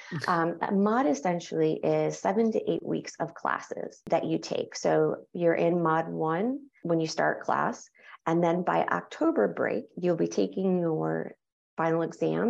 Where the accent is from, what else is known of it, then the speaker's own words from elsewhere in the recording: New York, United States; now in North Carolina, United States; I'm from New York